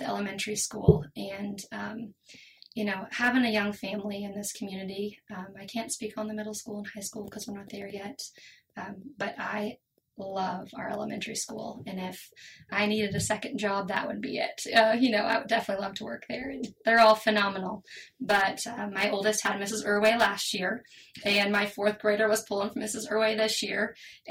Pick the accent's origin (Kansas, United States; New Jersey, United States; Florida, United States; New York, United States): Kansas, United States; Pratt; also born or lived in Colorado; now in Larned, United States; I actually grew up in Pratt. And then I moved to Larned my freshman year of high school.